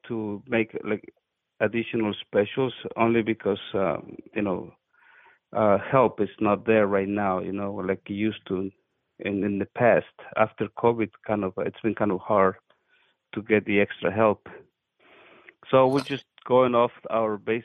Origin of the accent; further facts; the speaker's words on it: Mexico; now in New Jersey, United States; I am from Mexico